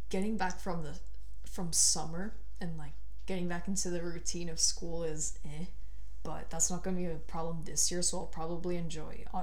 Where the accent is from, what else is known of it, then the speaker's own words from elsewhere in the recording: Bogota, Colombia; hot place. I'm from Bogota.